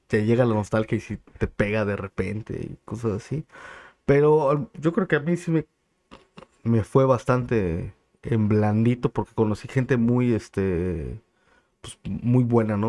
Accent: Chilpancingo, Guerrero, Mexico; also born or lived in State of Mexico; soy original, nacido y crecido de aquí de, Chilpancingo

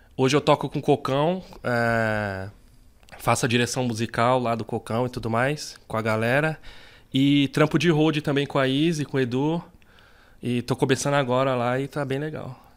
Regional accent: São Paulo, Brazil; also born or lived in Campo Limpo, São Paulo; eu sou do Jardim São Luís, eu nasci lá no Jardim São Luís ali no aqui na zona sul

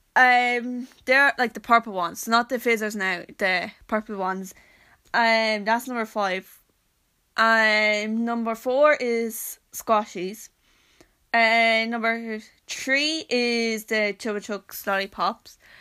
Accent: County Wexford, Leinster, Ireland; I'm from Wexford

